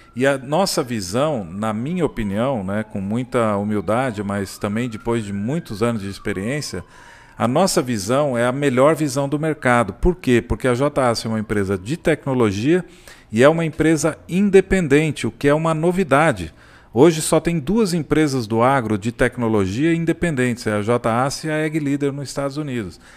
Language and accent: Portuguese; São Paulo, Brazil; now in Caldas Novas, Brazil; Nasci em São Paulo, mas eu, eu me considero assim, Caldas Novense mesmo